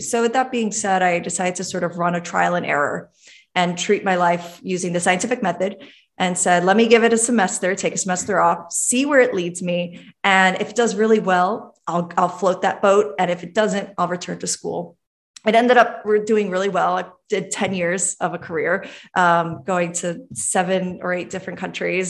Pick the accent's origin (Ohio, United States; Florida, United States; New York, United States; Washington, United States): New York, United States; New York City; I was born in Brooklyn, Brooklyn, New York